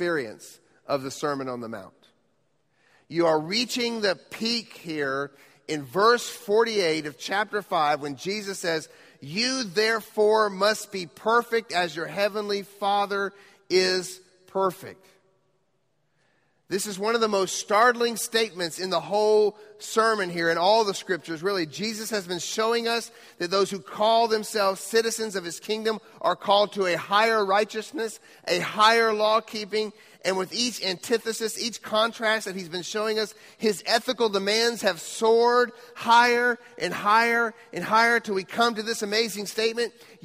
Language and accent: English; Quito, Pichincha, Ecuador; moved away; I grew up in Quito, Ecuador.